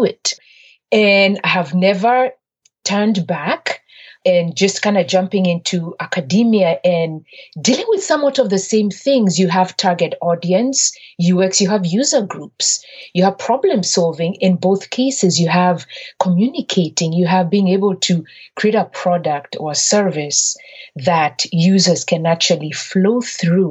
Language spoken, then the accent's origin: English; Nairobi, Kenya; moved away as an adult; now in United States; I'm originally from Kenya, grew up born and raised in Nairobi, Kenya, and attended an all-girls high school run by Irish nuns